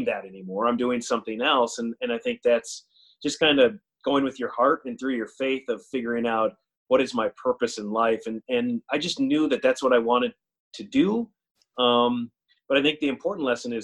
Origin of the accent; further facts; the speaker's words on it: Perham, Minnesota, United States; a smaller community that I grew up in Perham